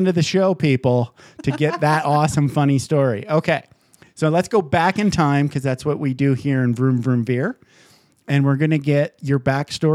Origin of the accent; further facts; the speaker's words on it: Michigan, United States; moved away; So I grew up in Michigan